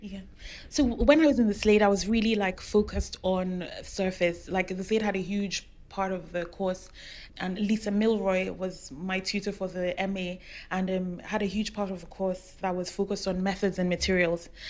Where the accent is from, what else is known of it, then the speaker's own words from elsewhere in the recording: Rivers State, Nigeria; moved away; also born or lived in Lagos; I'm from River State, and some some of the fabrics we we wear have animal heads on them